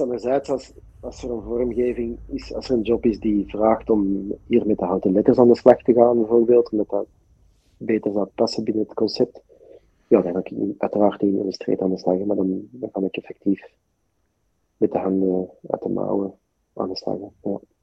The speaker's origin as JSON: {"language": "Dutch", "town": "Deurne", "region": "Flanders", "country": "Belgium", "said": "ik ben zelf van Deurne"}